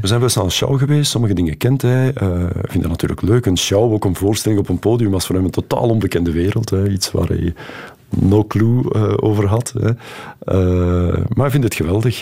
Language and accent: Dutch; Flanders, Belgium; wie wij als Vlaming zijn